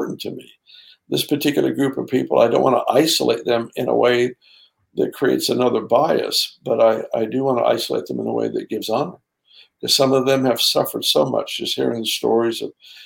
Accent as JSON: {"language": "English", "region": "Southern California", "country": "United States", "tie": "born or raised there", "lives_now": "Redding, United States", "said": "I grew up in Southern California"}